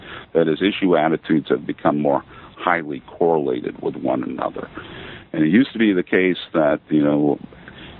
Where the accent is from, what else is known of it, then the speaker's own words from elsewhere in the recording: Maine, United States; moved away as an adult; also born or lived in Athens, Georgia / Baton Rouge, Louisiana / Buffalo, New York; I'm originally from Maine